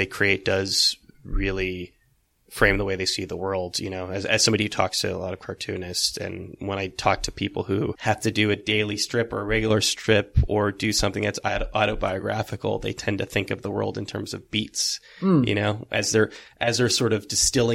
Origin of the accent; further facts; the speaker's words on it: California, United States; moved away as an adult; also born or lived in Santa Cruz, California; now in New York, United States; I'm from California originally, and I was at school in Santa Cruz